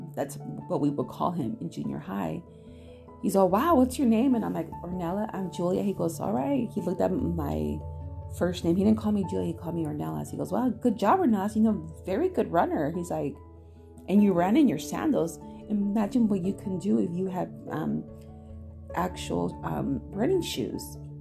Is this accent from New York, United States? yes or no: no; Chino, California, United States; my hometown in Chino